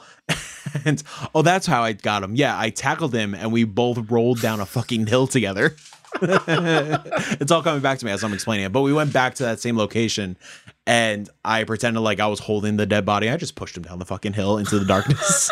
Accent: Yonkers, New York, United States; we're growing up in Yonkers

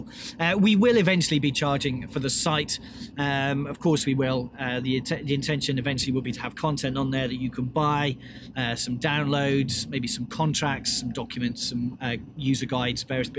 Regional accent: United Kingdom; As a British person

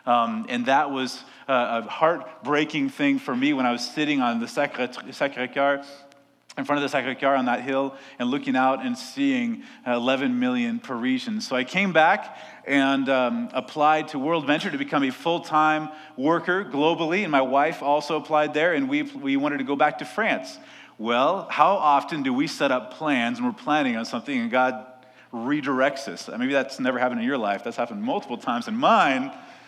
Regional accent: Oregon, United States; also born or lived in Seattle, Washington; I was born in Seattle. I grew up in Oregon.

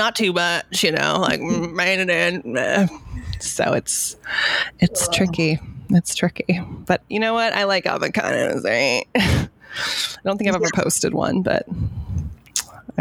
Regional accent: Southern California, United States; I'm from Southern California.

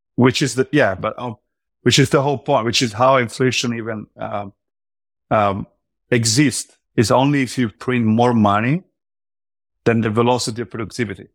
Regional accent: Italy; now in United States; now I live in the U S, but I'm from Europe, I'm from Italy

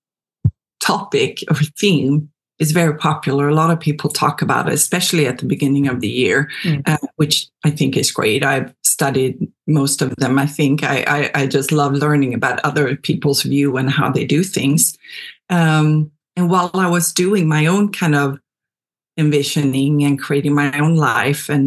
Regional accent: Sweden; moved away as an adult; now in United States; I am from Sweden originally. I moved to the U.S. back in 2002, I want to say.

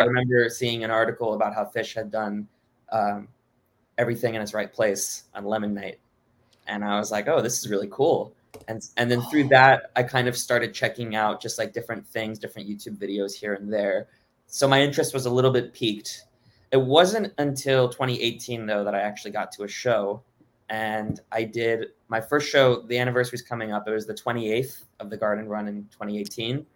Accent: Miami, Florida, United States; also born or lived in Boston / Oklahoma City; I, I grew up in Miami

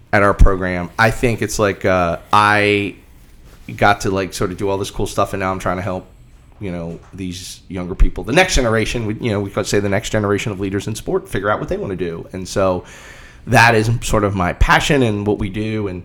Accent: Boston, Massachusetts, United States; our athletic director, Ed McLaughlin, who despite being also a Bostonian, is an okay guy.

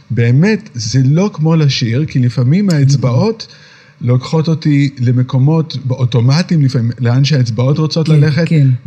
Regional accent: Tel Aviv, Tel Aviv District, Israel; moved away as an adult; also born or lived in New York; גדלתי פה. פה, אוקיי, עד גיל 20.

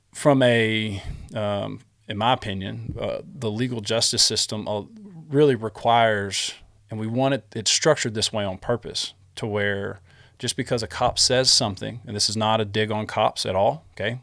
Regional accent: Smyer, Texas, United States; we grew up in Smyer

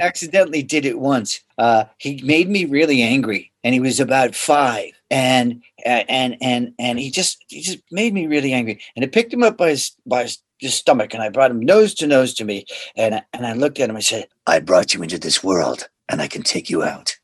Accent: Boston, Massachusetts, United States; moved away; I'm from Boston originally

